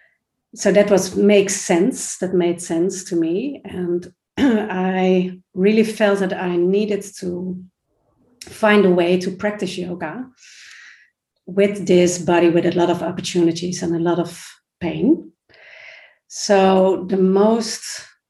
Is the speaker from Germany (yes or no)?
no; Netherlands; I'm from the Netherlands